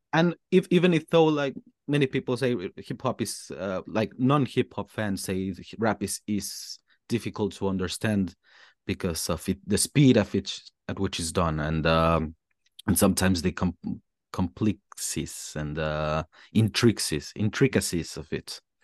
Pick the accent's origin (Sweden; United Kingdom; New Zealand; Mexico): Mexico; English is a second language; moved away as an adult; also born or lived in Melbourne, Australia / Germany; now in Berlin, Germany; I was fortunate enough in my school in Mexico to start learning English since a very, very young age